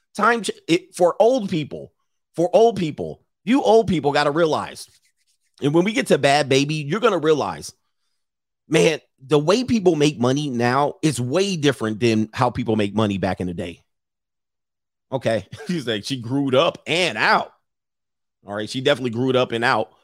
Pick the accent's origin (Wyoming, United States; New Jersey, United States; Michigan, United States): Michigan, United States; Pontiac; my hometown, Pontiac, Michigan